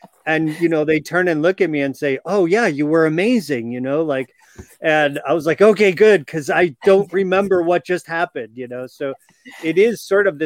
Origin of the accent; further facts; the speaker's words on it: Chicago, Illinois, United States; I grew up in Chicago area.